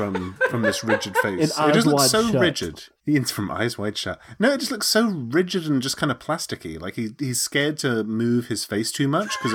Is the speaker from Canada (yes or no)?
no; United Kingdom; I'm British, and that's what we do.